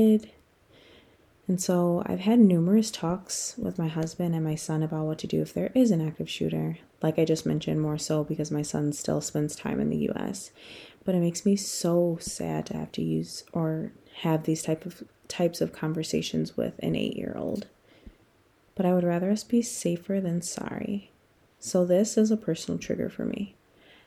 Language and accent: English; United States; moved away as an adult; Being an American